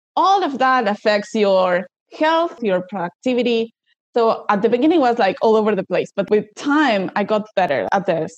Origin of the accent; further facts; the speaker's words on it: Buenos Aires, Argentina; from Argentina